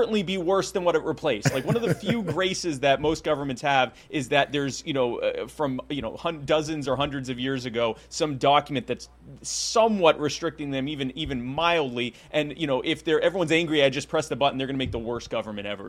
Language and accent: English; Myrtle Beach, South Carolina, United States; also born or lived in Baltimore, Maryland; I actually still live in the Myrtle Beach area in South Carolina. That's where I grew up